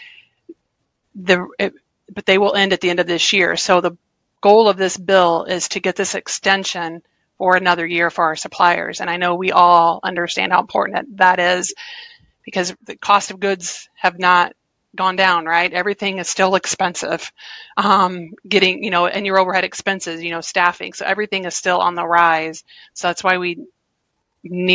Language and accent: English; Illinois, United States; now in Waterloo, Iowa, United States; I come from Illinois